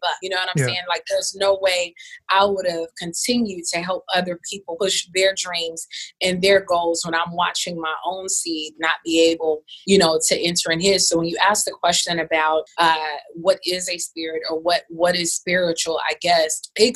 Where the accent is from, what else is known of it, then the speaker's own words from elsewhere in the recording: Atlanta, Georgia, United States; moved away as an adult; also born or lived in Houston, Texas; I'm from Atlanta